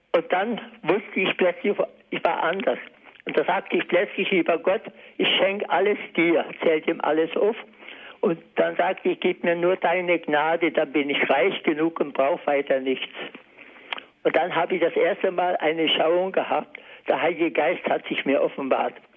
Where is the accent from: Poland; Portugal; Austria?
Poland; Upper Silesia; moved away as an adult; Ich komme aus Oberschlesien und habe Heimat und Bauernhof und alles verlassen